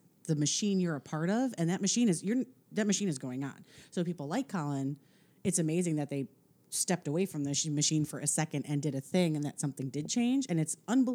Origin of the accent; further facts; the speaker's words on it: Midwest, United States; I'm from the Midwest, and our football team was a big deal in high school.